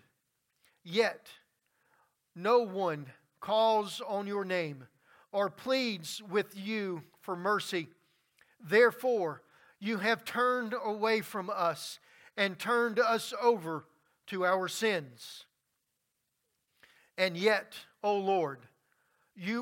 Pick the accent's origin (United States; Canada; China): United States; Louisiana; Growing up in Louisiana, I have seen many storms and many floods come through.